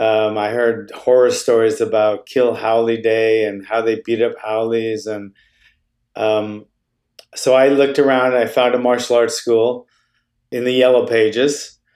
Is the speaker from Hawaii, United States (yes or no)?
yes; Honolulu, Hawaii, United States; Yeah, it wasn't fun then. It's a pretty rough place. Honolulu, Hawaii was a rough place back in the, you know, early 70s.